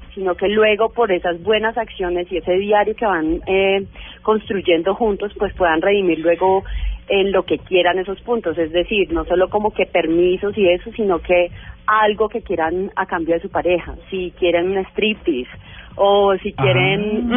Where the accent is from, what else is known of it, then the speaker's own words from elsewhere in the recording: Cali, Valle del Cauca, Colombia; moved away as an adult; yo soy publicista y además soy caleña. eh, apenas me mudé acá